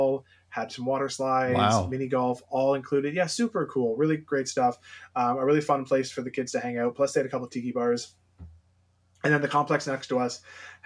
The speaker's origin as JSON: {"language": "English", "region": "Ontario", "country": "Canada", "also_born_or_lived": "London, Ontario", "said": "a Canadian here in Southwestern Ontario"}